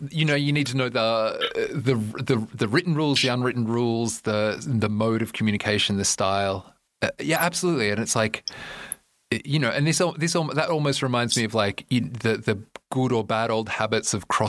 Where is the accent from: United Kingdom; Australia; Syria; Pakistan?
Australia; moved away; you know that I'm Australian